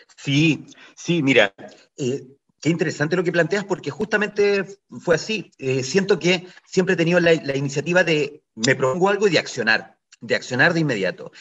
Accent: Ovalle, Coquimbo, Chile; soy de Ovalle

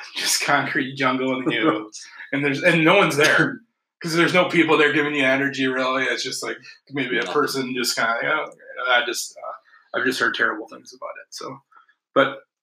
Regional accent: Detroit, Michigan, United States; moved away; I grew up in Detroit partly

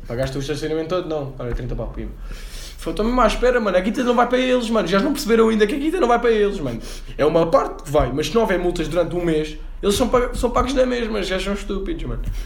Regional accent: Cascais, Lisbon, Portugal; eu sou de Cascais

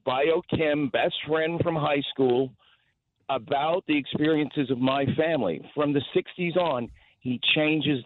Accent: Los Angeles, California, United States; I grew up in a very affluent white and Jewish neighborhood in West Los Angeles.

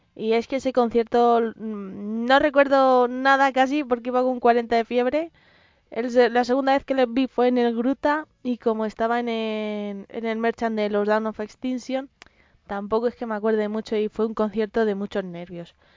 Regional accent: Madrid, Community of Madrid, Spain; soy madrileña y además de tercera generación, así que soy gata

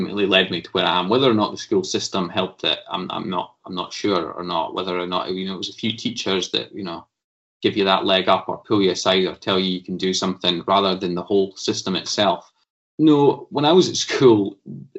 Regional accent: Stirling, Scotland, United Kingdom; I'm a lad from Stirling, and went to Wallace High School in Stirling, went to Bridgemallan Primary

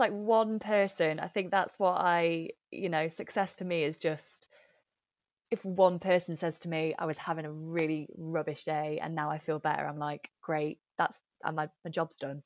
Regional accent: Nottingham, East Midlands, United Kingdom; moved away as an adult; also born or lived in London; now in Manchester, United Kingdom; I grew up in Nottingham and my family, uh, are still, still there

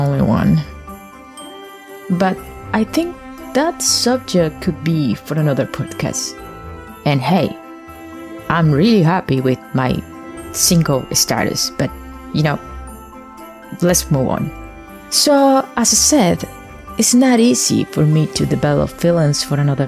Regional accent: Colombia; moved away; I'm coming from Latin America, more exactly, I'm Colombian

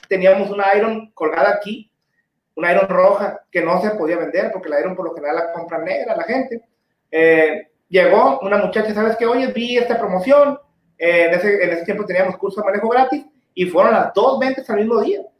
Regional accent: Tijuana, Baja California, Mexico; no, pues es que yo soy de Tijuana, pero.

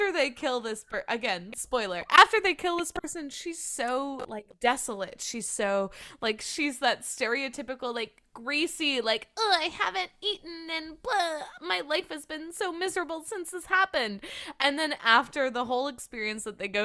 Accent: Midwest, United States; I grew up in the Midwest

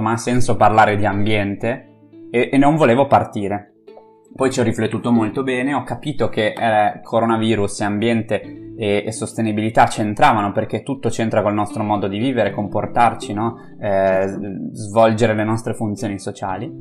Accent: Friuli-Venezia Giulia, Italy; in un piccolo comune del Friuli, come per esempio eh, quello da dove vengo io

